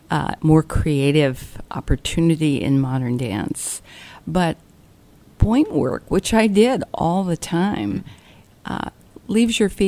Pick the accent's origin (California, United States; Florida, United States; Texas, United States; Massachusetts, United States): California, United States; Well, I'm from California, but uh, growing up, I moved six times in my first 12 years.